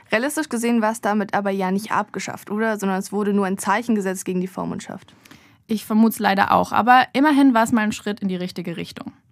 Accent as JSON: {"language": "German", "region": "Baden-Württemberg", "country": "Germany", "said": "in dem Fall hatten die Baden es drauf und das sage ich nicht oft als echte Schwäbin."}